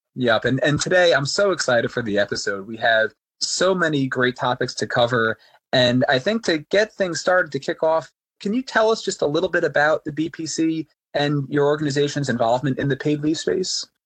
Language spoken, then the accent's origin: English; New York, United States; Growing up in New York